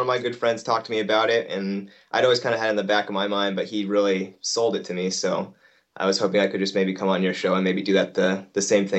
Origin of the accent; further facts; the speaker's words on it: Pacific Grove, California, United States; I'm from Pacific Grove, California.